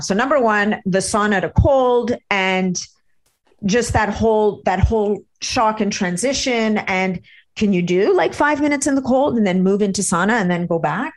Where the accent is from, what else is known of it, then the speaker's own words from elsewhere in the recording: Montreal, Quebec, Canada; I grew up in Montreal where there's a brutal winter